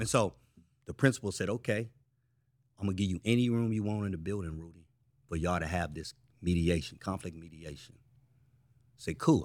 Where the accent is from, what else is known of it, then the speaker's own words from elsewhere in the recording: San Francisco, California, United States; I'm from Frisco.